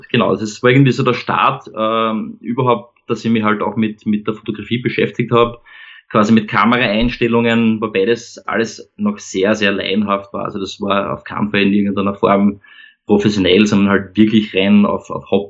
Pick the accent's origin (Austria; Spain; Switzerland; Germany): Austria; Vienna; ich komme aus Wien, ähm, lebe da gemeinsam mit meiner Frau und unseren beiden Kindern ähm, ja, in, äh, am Stadtrand von Wien.